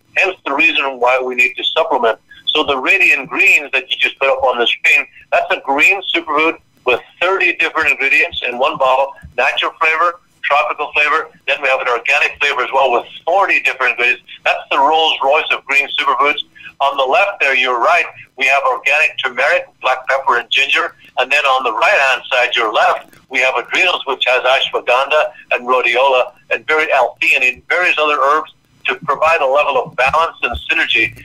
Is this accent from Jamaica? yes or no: no; Ireland; now in United States; I grew up in Ireland